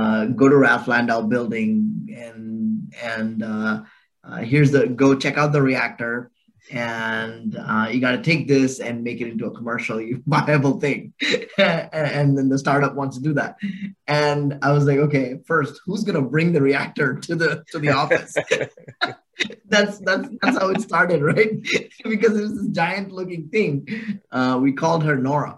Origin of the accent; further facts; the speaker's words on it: Bangalore, Karnataka, India; I was born and raised in Bangalore, India, and so it's my home. And I grew up there